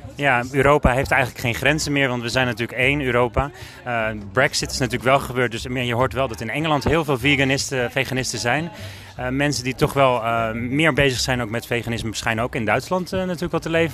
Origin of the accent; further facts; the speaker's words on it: Alkmaar, North Holland, Netherlands; ik kom uit Alkmaar